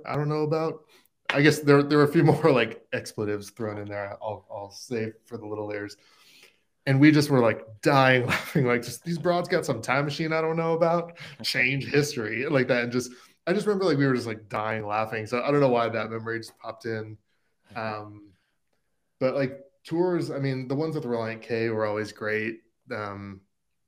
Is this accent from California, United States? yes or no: yes; Southern California, United States; now in Nashville, United States; I grew up in Southern California